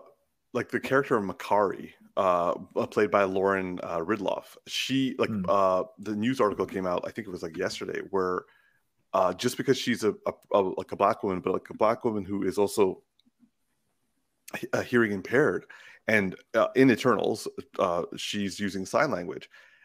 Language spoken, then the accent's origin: English; Canada; He's a white Canadian. Like that, we're I'm a Canadian too.